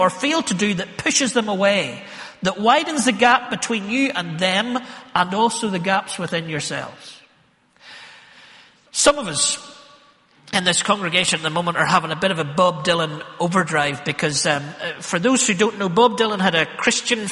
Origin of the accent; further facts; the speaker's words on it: Northern Ireland, United Kingdom; we're from Northern Ireland